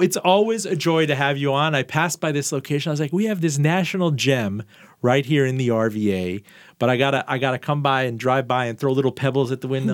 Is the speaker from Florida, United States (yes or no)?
yes; Miami, Florida, United States; I was about six years old, and we grew up in Miami